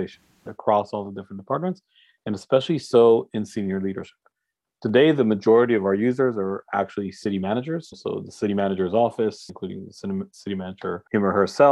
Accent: Boston, Massachusetts, United States; now in Tel Aviv, Israel; I was born in Boston

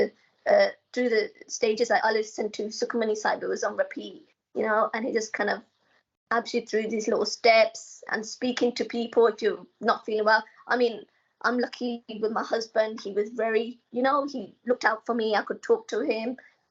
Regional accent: Coventry, West Midlands, United Kingdom; moved away as an adult; now in London, United Kingdom; I come from Coventry. I come from, like, a bend, a village, you know, and there's nothing really going on.

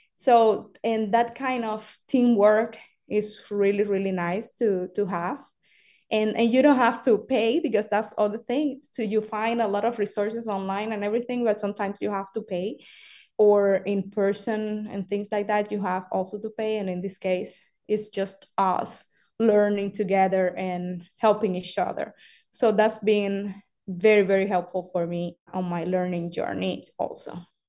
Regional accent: Cuba; English is a second language; moved away; I am from Cuba

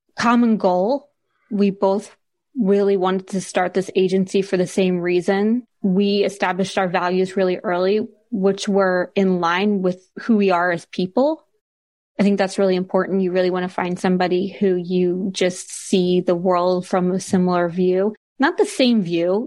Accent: Philadelphia, Pennsylvania, United States; moved away as an adult; also born or lived in New York / Seattle; now in Guernsey; I grew up around Philadelphia area

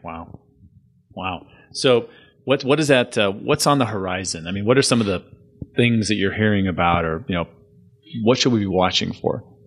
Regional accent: San Diego, California, United States; moved away as an adult; I grew up in San Diego, and I saw lots of changes in the forty years I was there.

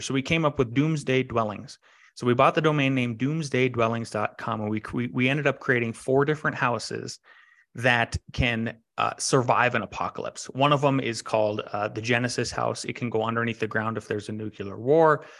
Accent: Northwest North Dakota, United States; now in Colorado, United States; I grew up in Northwest North Dakota, which is a very rural part of the country

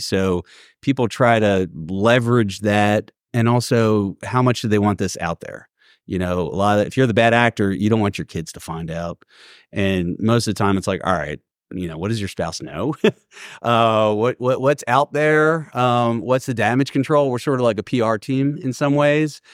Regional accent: Philadelphia, Pennsylvania, United States; moved away as an adult; also born or lived in Northeast US / Washington, D.C.; now in Atlanta, United States; born and raised in Philly

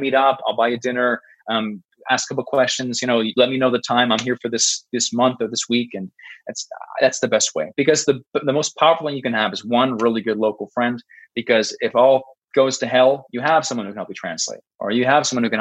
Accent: Canada; I'm a Canadian guy.

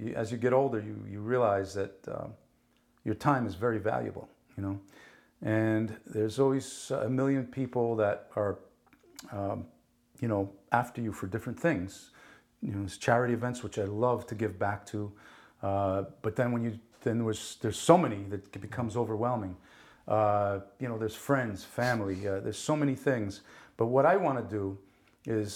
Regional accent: Paterson, New Jersey, United States; first language Italian; English is a second language; also born or lived in Naples, Italy; I grew up in Paterson, New Jersey. There weren't many avenues to get out of that place

